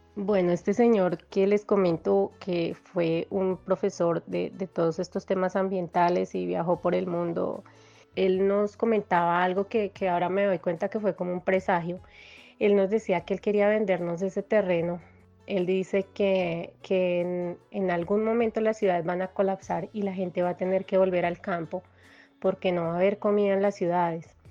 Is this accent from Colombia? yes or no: yes; Bogotá, Colombia; Yo nací en Bogotá.